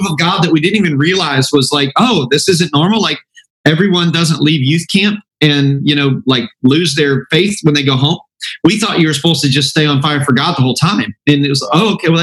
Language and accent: English; Auburn, Indiana, United States; moved away as an adult; now in Fort Myers, United States; my wife, Sarah, and I were both born and raised in the Midwest in a small town called Auburn, Indiana, just north of Fort Wayne, Indiana